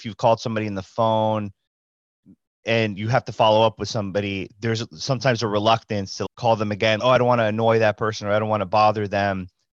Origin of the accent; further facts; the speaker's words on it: New York City, New York, United States; as a New Yorker, a native New Yorker.